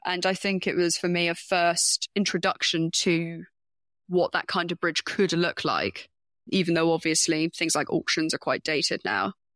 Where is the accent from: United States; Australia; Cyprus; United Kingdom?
United Kingdom; I'm a Brit